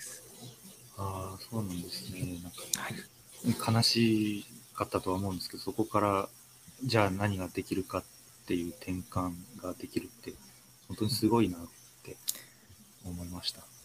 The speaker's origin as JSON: {"language": "Japanese", "region": "Ishikawa", "country": "Japan", "tie": "born or raised there", "moved": "yes", "lives_now": "Sapporo, Japan", "said": "石川県生まれで、今、札幌在住です。"}